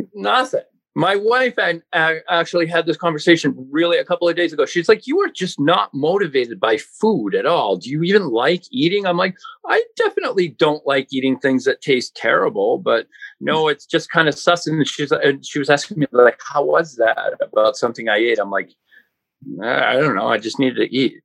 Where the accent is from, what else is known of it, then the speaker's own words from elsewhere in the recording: Maynard, Massachusetts, United States; I grew up in Maynard, Mass